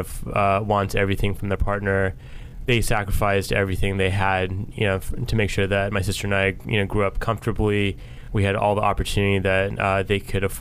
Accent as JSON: {"language": "English", "country": "United States", "tie": "born or raised there", "also_born_or_lived": "Houston, Texas", "said": "I was born in Houston, Texas, but grew up outside of D.C."}